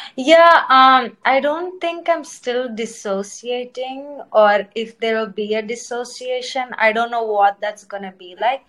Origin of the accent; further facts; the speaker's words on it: India; first language Telugu; English is a second language; also born or lived in Cincinnati, Ohio, United States; now in New York City, United States; I was born in Cincinnati, Ohio, and I grew up in India